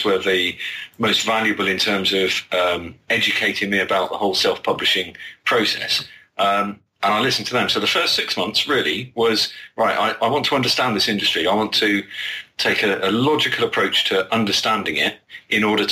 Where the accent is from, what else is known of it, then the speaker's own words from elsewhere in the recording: United Kingdom; as a Brit